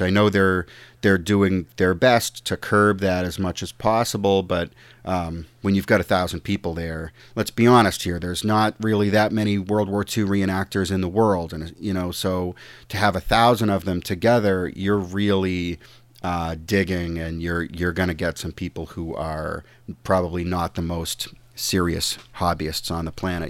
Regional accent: United States; I'm an American

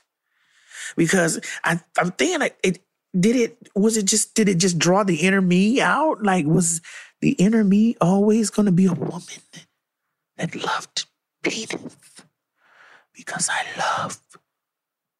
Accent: Miami, Florida, United States; I'm from Miami

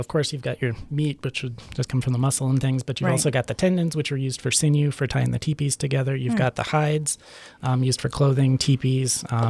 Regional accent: Helena, Montana, United States; now in Great Falls, United States; I grew up in Montana, grew up down in Helena

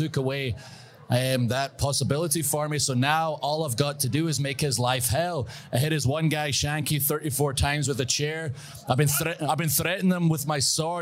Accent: Scotland, United Kingdom; I'm Scottish

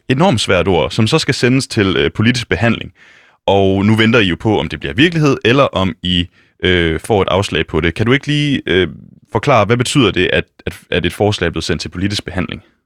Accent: West Jutland, Central Denmark Region, Denmark; now in Copenhagen, Denmark; Jeg kommer fra Vestjylland, og ved siden af den folkeskole, jeg gik på, der ligger der en lille skov

